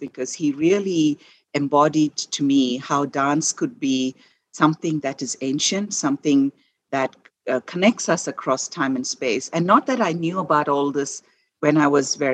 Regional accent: India; first language Malayalam; English is a second language; moved away as an adult; I was born and raised in India and lived for my first 21 years in India

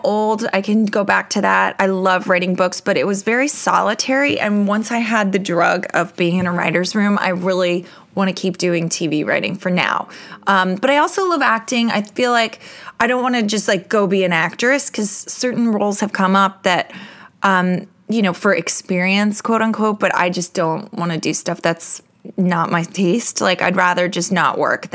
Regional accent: New York, United States; I'm a New Yorker

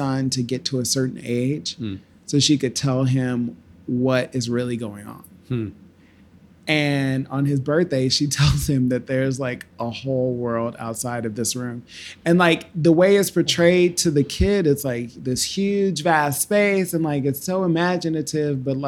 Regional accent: Oklahoma City, Oklahoma, United States; moved away; also born or lived in Chicago; Oklahoma is home. Oklahoma City

